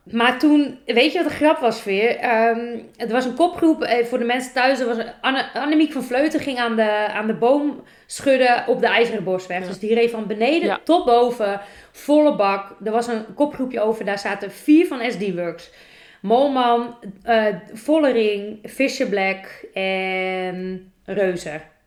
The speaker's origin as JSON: {"language": "Dutch", "country": "Netherlands", "said": "wij als Nederlanders"}